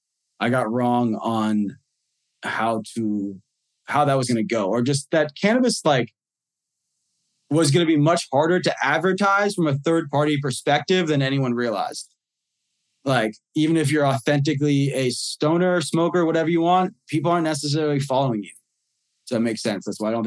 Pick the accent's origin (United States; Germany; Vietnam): United States; New York; We're in, you know, hopefully a couple different countries. You know, we're in my home state of New York, finally.